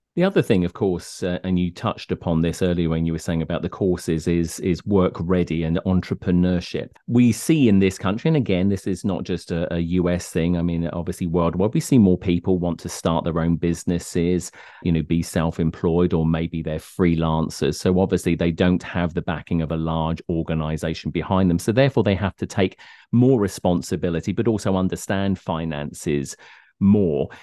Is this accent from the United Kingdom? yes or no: yes; United Kingdom; now in Connecticut, United States; I come from the United Kingdom